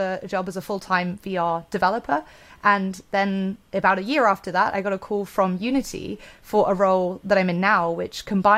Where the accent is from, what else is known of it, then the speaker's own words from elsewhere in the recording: Bristol, South West England, United Kingdom; my hometown of Bristol, UK